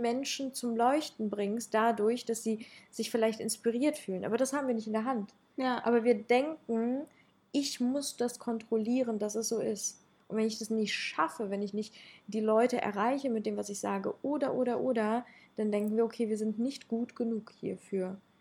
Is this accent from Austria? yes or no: no; Ukraine; ich komme aus der Ukraine und ich habe da halt ähm, andere kulturelle Hintergründe